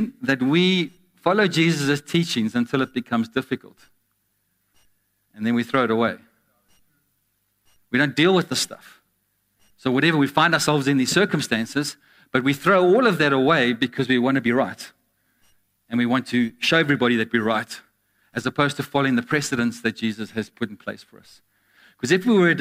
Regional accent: Glasgow, Scotland, United Kingdom; I'm from Glasgow.

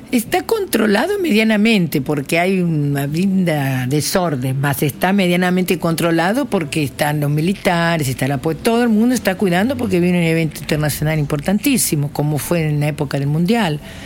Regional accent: Argentina; moved away as an adult; now in Rio de Janeiro, Brazil; Vivo hace 31 años en Santa Teresa. Vine directo de Argentina para aquí. Sí, soy casi más brasilera que argentina

